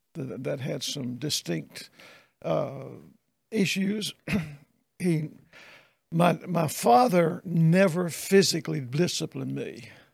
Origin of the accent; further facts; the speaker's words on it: Meridian, Mississippi, United States; moved away as an adult; also born or lived in Texas / Irving, Texas / Greenville / Jackson; I grew up in Meridian